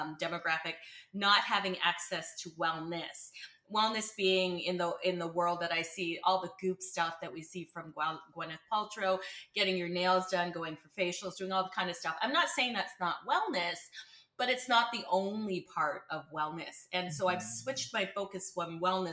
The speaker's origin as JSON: {"language": "English", "town": "Burlington", "region": "Ontario", "country": "Canada", "tie": "born or raised there", "accent": "Midwestern A", "lives_now": "Windsor, Canada", "said": "I grew up in Burlington, yeah. born and raised in Burlington"}